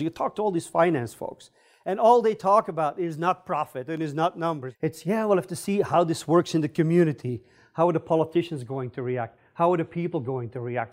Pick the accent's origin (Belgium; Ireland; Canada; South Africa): Belgium; moved away as an adult; also born or lived in California / Stanford; now in United States; I'm originally from Belgium.